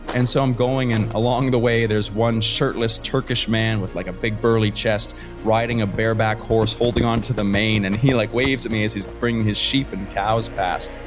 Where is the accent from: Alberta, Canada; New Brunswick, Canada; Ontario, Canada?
New Brunswick, Canada; Fredericton; moved away; I am a small town Canadian boy from Fredericton, New Brunswick, Canada. So it's right above Maine and uh, in the United States, if you're more familiar with there. Grew up in the woods